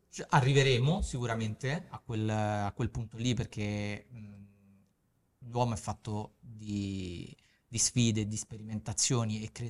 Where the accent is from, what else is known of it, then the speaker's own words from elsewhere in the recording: Naples, Campania, Italy; Io da napoletana, male.